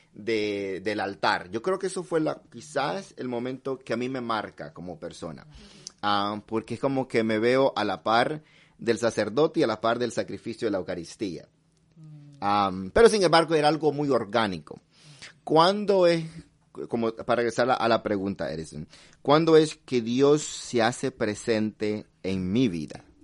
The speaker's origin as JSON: {"language": "Spanish", "country": "El Salvador", "tie": "born or raised there", "said": "yo nací en El Salvador"}